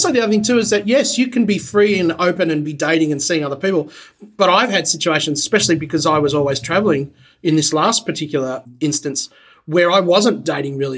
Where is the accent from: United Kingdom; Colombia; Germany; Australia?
Australia; now in Los Angeles, United States; Unfortunately, I'm Australian